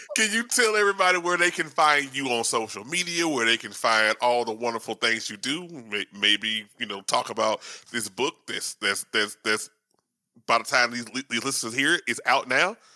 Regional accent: Shreveport, Louisiana, United States; I'm from uh, you know, up north in Louisiana, uh, Shreveport

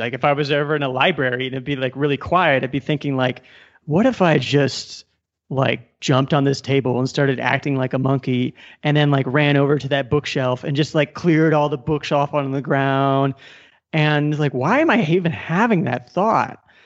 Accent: Omaha, Nebraska, United States; moved away as an adult; also born or lived in Silicon Valley; now in Colombia; I was born and raised in Omaha, Nebraska

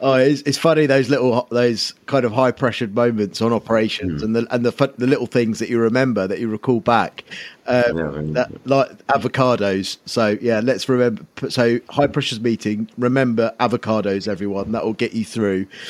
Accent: Kent, South East England, United Kingdom; growing up in Kent as well

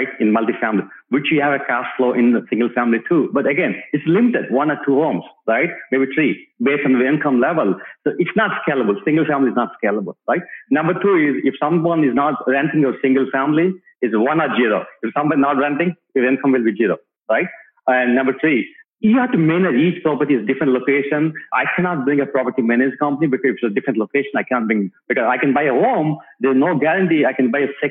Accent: India; moved away as an adult; now in Dallas, United States; myself and my wife came to the US in 2004. We grew up in India

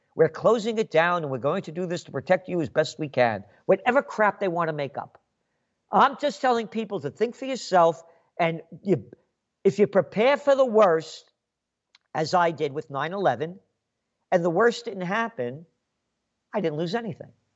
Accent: United States; I'm an American

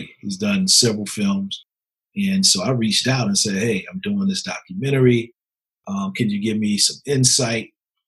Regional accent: Laurinburg, North Carolina, United States; my hometown of Laurinburg

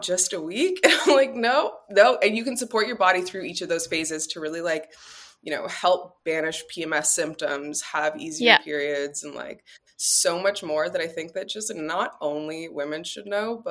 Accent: Toronto, Ontario, Canada; now in Los Angeles, United States; I'm originally from Toronto

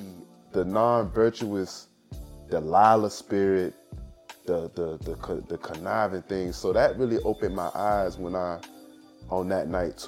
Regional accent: Savannah, Georgia, United States; Like I was telling you earlier, growing up in Savannah. In Savannah, somebody that looked like BG was like

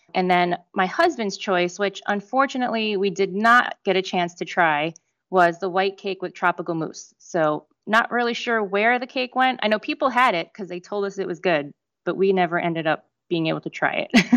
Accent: Northeast, United States; now in Orlando, United States; I grew up in the Northeast

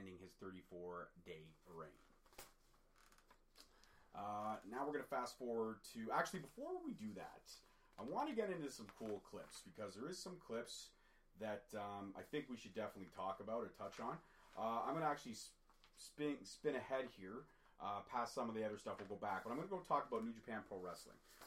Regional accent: Toronto, Ontario, Canada; I was born in Toronto, Ontario, Canada, but my dad is Scottish.

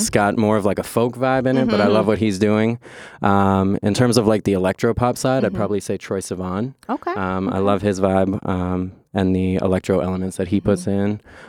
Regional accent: Boston, Massachusetts, United States; moved away as an adult; now in Los Angeles, United States; I'm from Boston, Massachusetts. I recently just relocated to Los Angeles.

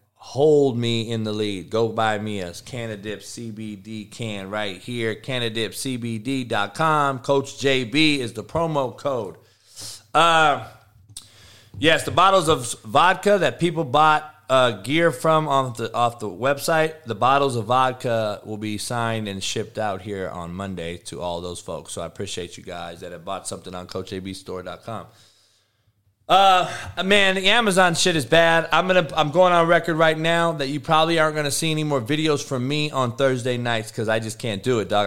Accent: California, United States; we're from Cali

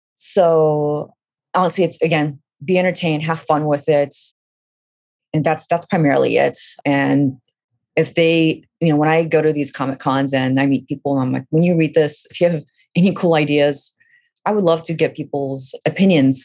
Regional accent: Fremont, California, United States; also born or lived in Kabul, Afghanistan; I grew up in Fremont, California

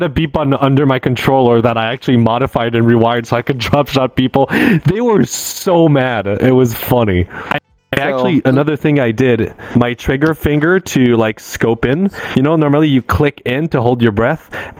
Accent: Montreal, Quebec, Canada; accent: American; English is a second language; English in some part of Montreal, they're like, where are you from? I'm like, I'm from here. It's like, you sound American.

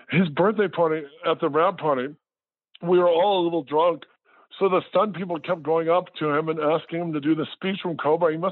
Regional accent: Midwest, United States; I, as a child, my family growing up in the Midwest, my parents took us to every state, uh, like 47 out of 50 states we'd go camping in.

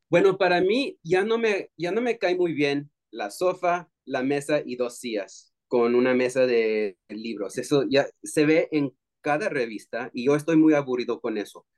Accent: Texas, United States; moved away as an adult; also born or lived in California; now in Los Angeles, United States; soy bilingüe latino de Texas. Eh, llegué a California eh, ya hace 14 años

